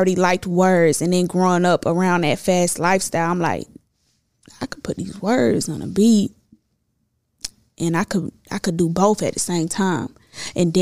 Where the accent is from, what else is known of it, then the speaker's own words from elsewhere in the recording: Clayton County, Atlanta, Georgia, United States; also born or lived in Ohio; They moved here when I was 2 years old. We moved to Riverdale. That's, like, the rougher parts of Clayco. Boom, when they got on their feet, we moved to Lovejoy